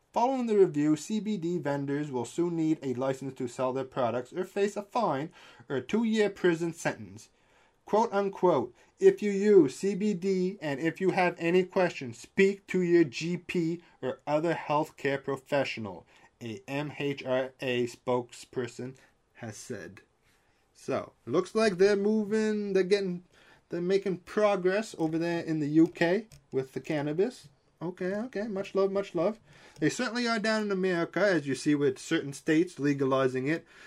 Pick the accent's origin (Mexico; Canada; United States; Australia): Canada; I'm Canadian